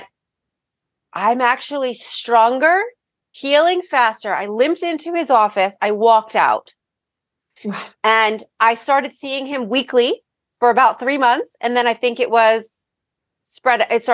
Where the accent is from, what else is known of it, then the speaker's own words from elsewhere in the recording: Freehold, New Jersey, United States; I grew up in Freehold.